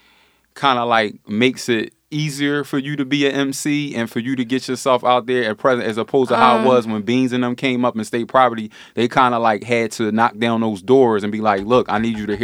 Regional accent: Philadelphia, Pennsylvania, United States; Yeah, I'm from South Philly.

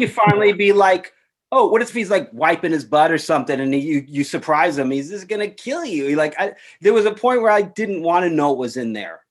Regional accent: New York City, New York, United States; I grew up in New York City

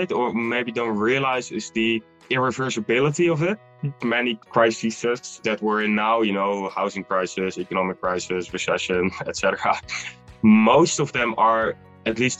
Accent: Netherlands; also born or lived in Utrecht / Amersfoort; I'm from the Netherlands.

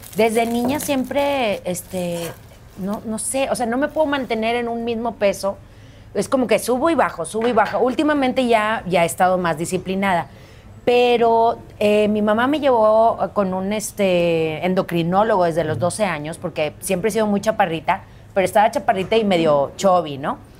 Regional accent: Monterrey, Nuevo León, Mexico; also born or lived in Philadelphia, Pennsylvania; súper feliz de que estés en mi tierra

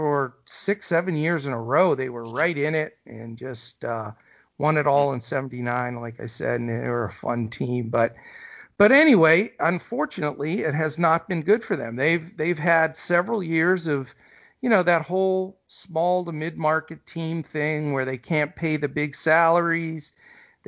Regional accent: Western Pennsylvania, United States; I grew up in Western PA and went to a lot of Pirates games as a kid growing up

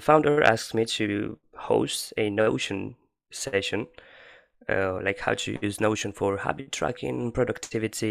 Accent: Valencia, Valencian Community, Spain; I'm from Spain

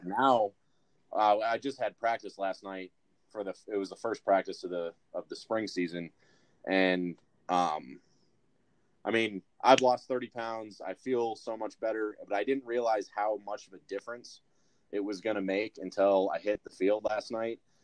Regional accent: Brighton, Michigan, United States; also born or lived in Mount Pleasant, Michigan; I was born and raised around the Michigan area, but I've lived in a ton of different places

